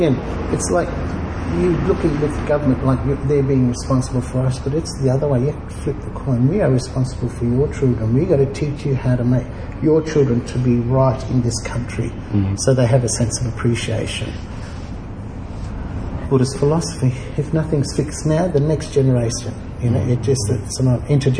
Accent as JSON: {"language": "English", "town": "Darwin", "region": "Northern Territory", "country": "Australia", "tie": "born or raised there", "also_born_or_lived": "Brisbane", "said": "Darwin, Brisbane."}